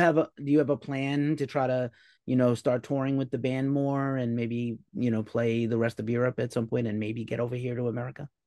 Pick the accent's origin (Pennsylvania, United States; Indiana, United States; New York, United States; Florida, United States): New York, United States; now in California, United States; I'm from New York originally, so, and I'm, I live in California now